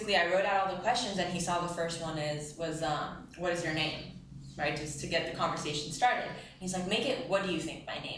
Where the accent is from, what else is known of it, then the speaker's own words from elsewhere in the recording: Israel; moved away; I'm from Israel